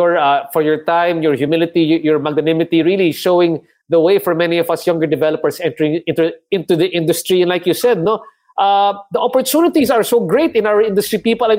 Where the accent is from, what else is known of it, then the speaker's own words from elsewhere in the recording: Cabanatuan, Central Luzon, Philippines; Because we're both from Cabanatuan, Marin, di ba?